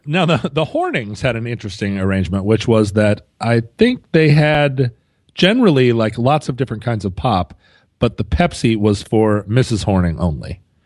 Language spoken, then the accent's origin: English; Alaska, United States; growing up in Alaska